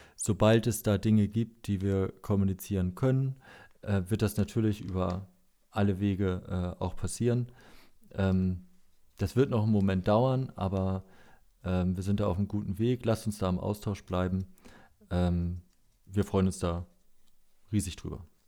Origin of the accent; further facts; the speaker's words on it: Lower Saxony, Germany; Als Niedersachse